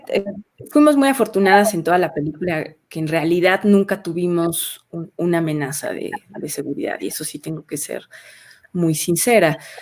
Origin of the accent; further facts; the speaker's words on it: Mexico; como, como mexicanos